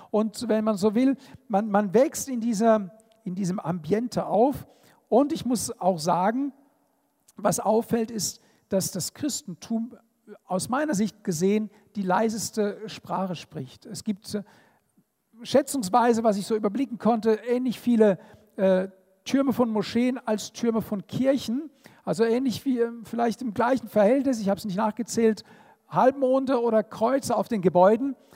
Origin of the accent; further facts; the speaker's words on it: Israel; Und natürlich komme ich aus Israel und bin natürlich auch geprägt von den Eindrücken